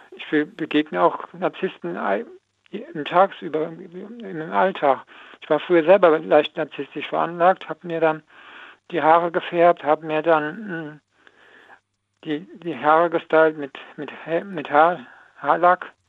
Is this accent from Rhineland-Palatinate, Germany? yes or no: yes; Koblenz, Rhineland-Palatinate, Germany; Nee, nee, ich sag nur, ich komme aus Koblenz.